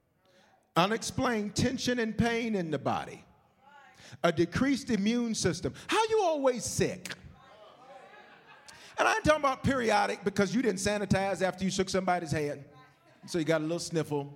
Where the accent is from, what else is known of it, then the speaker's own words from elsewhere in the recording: the South, United States; moved away; When I grew up in the South